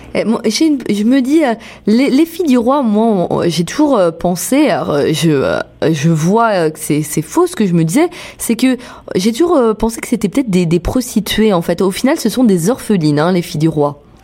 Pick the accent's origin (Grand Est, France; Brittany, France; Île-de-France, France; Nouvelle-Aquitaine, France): Brittany, France; je viens de Bretagne.